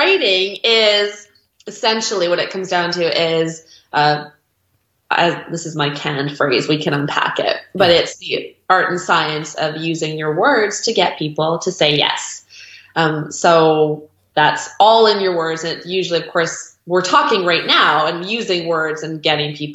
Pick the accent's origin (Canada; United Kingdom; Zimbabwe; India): Canada; now in Victoria, Canada; we're Canadian